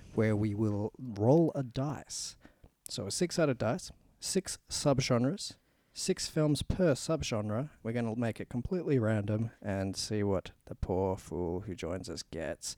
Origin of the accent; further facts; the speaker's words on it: Australia; we're Australian